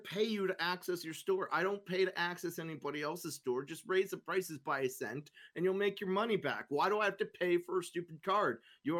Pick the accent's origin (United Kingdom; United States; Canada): Canada; Sorry, I'm Canadian. We don't have any Spanish people up here, so I guess we have some, but I don't speak Spanish very well.